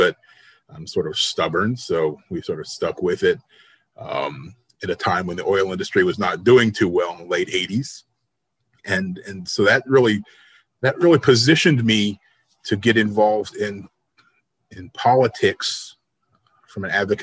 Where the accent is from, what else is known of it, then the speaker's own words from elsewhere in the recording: Arizona, United States; also born or lived in Dallas / Boston; now in Oregon, United States; since growing up in Arizona